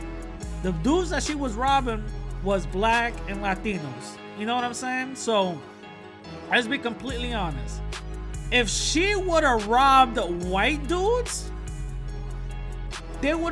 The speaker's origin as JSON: {"language": "English", "town": "New York City", "region": "New York", "country": "United States", "said": "I'm from the Bronx"}